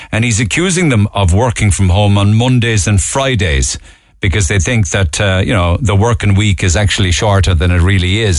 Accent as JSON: {"language": "English", "country": "Ireland"}